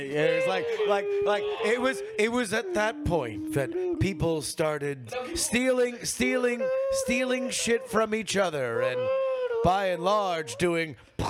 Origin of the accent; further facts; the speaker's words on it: California, United States; Everybody stop worrying. I'm from California.